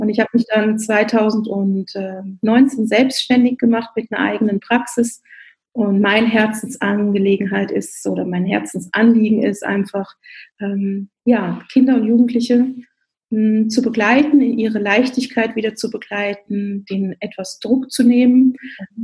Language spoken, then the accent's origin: German; Rhineland, Germany; moved away as an adult; also born or lived in Bavaria (near Augsburg); now in Augsburg, Germany; Ich bin eigentlich gebürtige Rheinländerin und mit Herz auch noch Rheinländerin